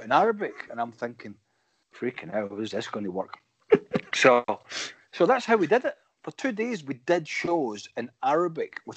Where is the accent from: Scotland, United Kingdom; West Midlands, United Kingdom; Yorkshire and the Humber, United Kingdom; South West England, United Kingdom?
Scotland, United Kingdom; Cumnock; I'm from Cumnock